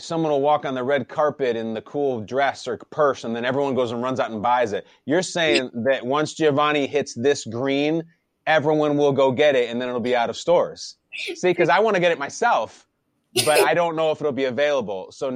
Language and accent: English; Chicago, Illinois, United States; I grew up in Chicago, so I grew up a Bears fan